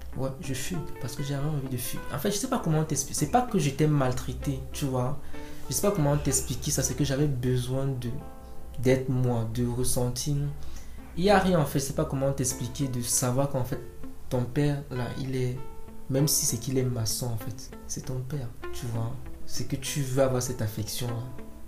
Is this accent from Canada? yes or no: no; Cameroon; je suis camerounais parce que ma mère est de l'Est elle est, elle est yabassienne. Mon père, lui, il est bangou